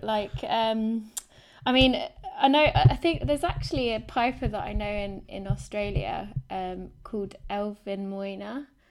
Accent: London, United Kingdom; I grew up in London, so, um, we're based in southwest London

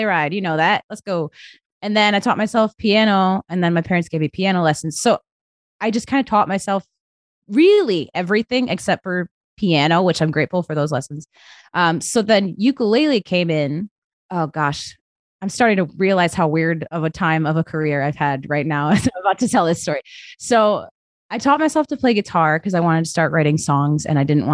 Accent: Grand Rapids, Michigan, United States; my hometown of Grand Rapids

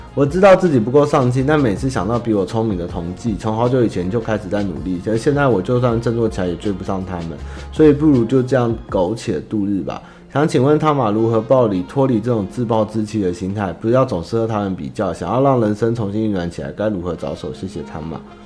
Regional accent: Taiwan; 我爸那边是从江苏转进过来的中国人，然后我是第三代，然后我妈他们是，是新一，台南人跟九份人结婚生下来的，但是应该原本也都是中国人啊，对啊，我们都是中国人干出来的，但是最终就是还是都是台湾人，在哪里出生我就是哪里人

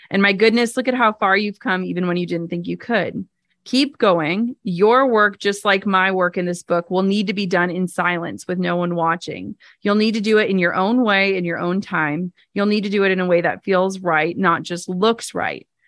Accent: Midwest, United States; I'm from the Midwest.

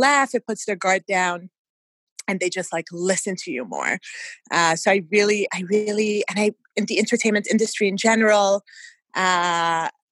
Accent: Canada; also born or lived in Kuwait / Montreal; we are Canadian

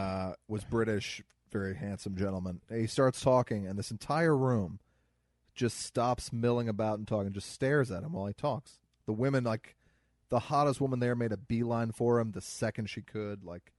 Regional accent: Midwest, United States; accent: Missouri; I'm from the Midwest.

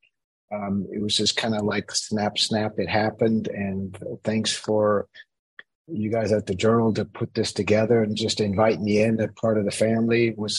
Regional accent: Switzerland; I grew up in Switzerland as a kid here because of my parents being American, spending 20 years in Switzerland

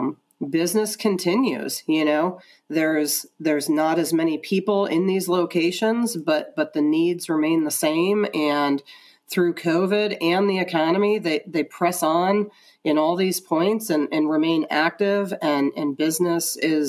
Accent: Ohio, United States; now in Atlanta, United States; So I came from Ohio before I moved down here to Atlanta.

